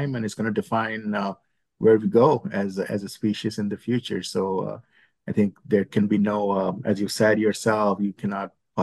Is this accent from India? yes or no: yes; India; moved away as an adult; now in United States; I grew up in India